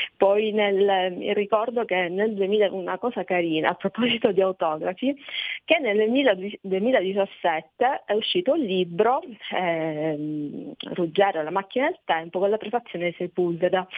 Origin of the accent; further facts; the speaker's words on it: Sicily, Italy; alla mia terra, alla Sicilia